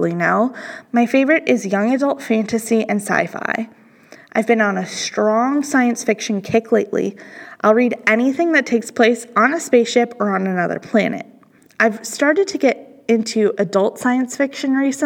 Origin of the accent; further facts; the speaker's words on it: Illinois, United States; moved away; My first job was a shelver at my hometown library in Illinois